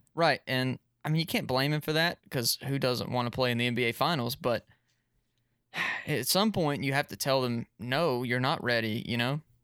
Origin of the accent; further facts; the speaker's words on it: Chicago, Illinois, United States; I'm from Chicago